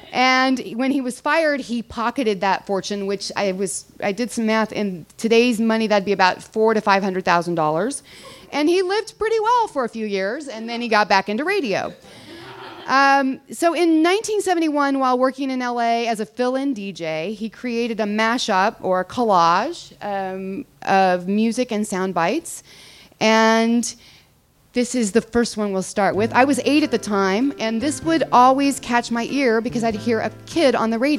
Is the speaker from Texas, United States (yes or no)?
yes; Texas, United States; also born or lived in Germany; I grew up in Germany and Texas. I come from a long line of military daughters and wives, 4 generations of them.